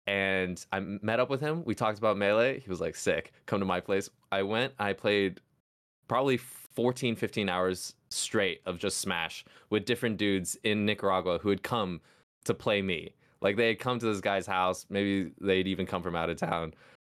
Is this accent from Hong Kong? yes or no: yes; Hong Kong; now in United States; Yeah, so, I mean, I grew up in Hong Kong, actually. So, was born in the States. I'm mixed.